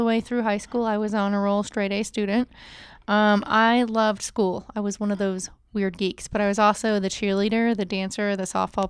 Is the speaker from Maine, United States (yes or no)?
yes; Maine, United States; accent: northern; I love lobster, so that's probably the Maine in me. Every once in a while, you get me upset. My northern accent comes out.